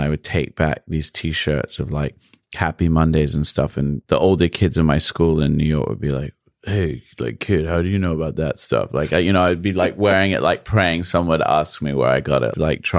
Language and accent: English; London, United Kingdom; Okay, so I was born in the Wellington Hospital in St. John's Wood, and that's where I grew up, between there and actually pretty close to here, Marylebone.